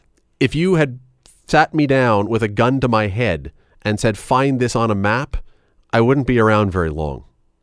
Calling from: Hamilton, Ontario, Canada; we're calling you from Hamilton.

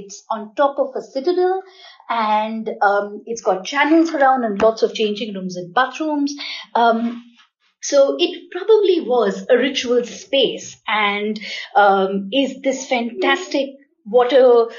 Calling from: Navi Mumbai, Maharashtra, India; I live in New Bombay, which is Navi Mumbai, which is outside of Bombay.

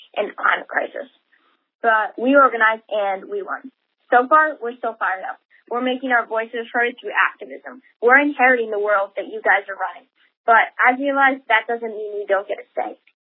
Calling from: Ann Arbor, Michigan, United States; I'm calling from Ann Arbor, Michigan

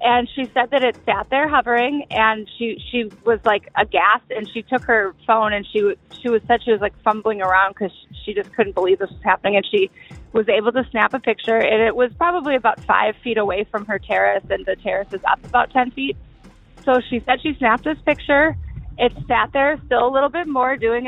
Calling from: Chicago, Illinois, United States; I'm calling from Chicago.

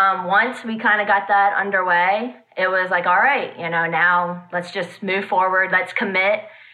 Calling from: Hanover, Pennsylvania, United States; Hanover, Pennsylvania.

